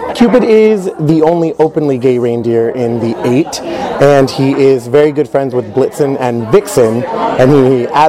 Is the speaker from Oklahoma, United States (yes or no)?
no; Santa Maria, California, United States; now in Irvine area, United States; I am originally from Santa Maria, California, moved down here to study vocal jazz performance